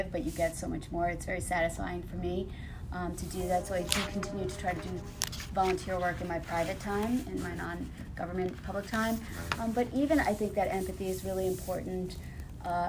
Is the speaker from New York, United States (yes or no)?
yes; Baldwin, New York, United States; born or raised there